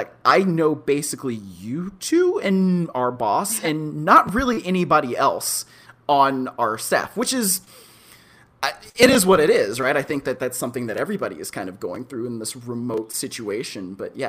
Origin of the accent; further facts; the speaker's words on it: Cleveland, Ohio, United States; moved away as an adult; also born or lived in St. Louis / Los Angeles / Oakland; now in Las Vegas, United States; I grew up in Cleveland